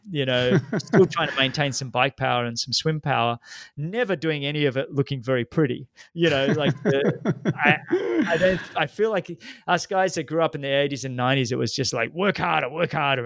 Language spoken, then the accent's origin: English; Australia; growing up in Australia